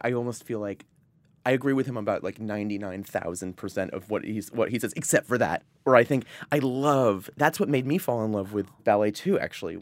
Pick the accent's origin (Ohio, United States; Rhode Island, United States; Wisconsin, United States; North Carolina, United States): Rhode Island, United States; Providence; also born or lived in Vermont; I was born in Vermont, but I grew up in Providence, Rhode Island.